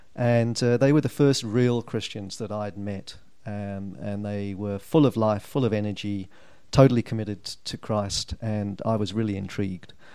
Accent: Norwich, East of England, United Kingdom; moved away as an adult; now in South Africa; I was born in a place called Norwich in 1961.

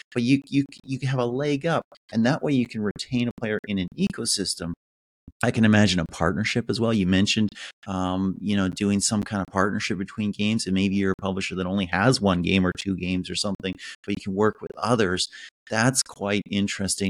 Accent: Canada; as a Canadian

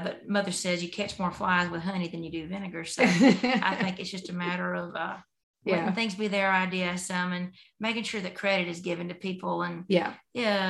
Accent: Deep South, United States; I grew up in the Deep South

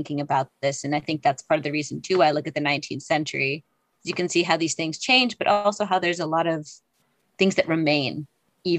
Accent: Salem, Massachusetts, United States; I grew up in Salem, Massachusetts

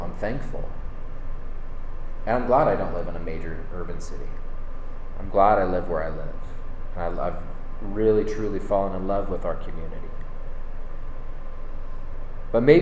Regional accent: Northern California, United States; moved away as an adult; now in Boise, United States; we're from Northern California originally

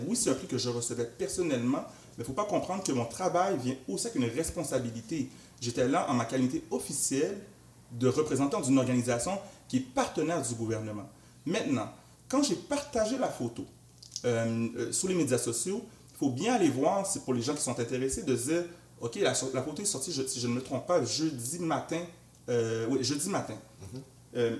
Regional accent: Montreal, Quebec, Canada; j'ai grandi à Anjou, dans l'est de Montréal

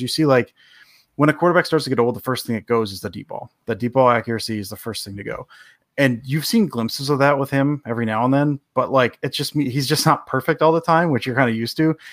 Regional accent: Detroit, Michigan, United States; I'm from the Detroit area

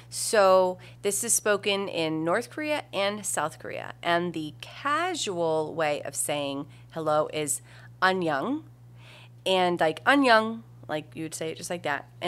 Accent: Israel; I'm sorry, I came from Israel. It's such an older age. I don't know.

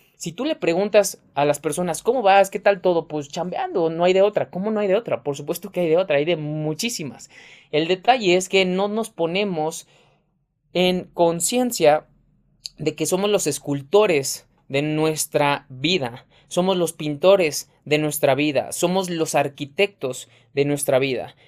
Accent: Mexico; mexicano, emprendedor y empresario

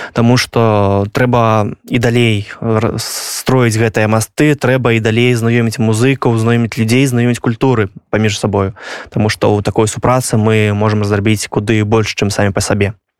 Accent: Belarus; я як беларус я разумею украінскую

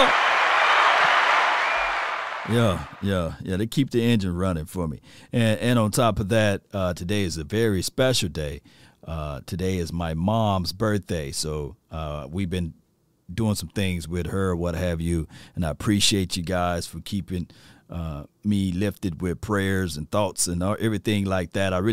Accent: Natchez, Mississippi, United States; I'm from Natchez, Mississippi, not that far away from New Orleans

